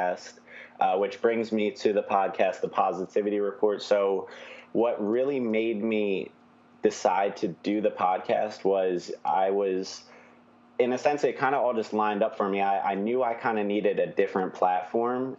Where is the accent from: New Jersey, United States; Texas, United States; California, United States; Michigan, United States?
New Jersey, United States; now in Philadelphia, United States; I'm from South Jersey, so right outside the city of Philly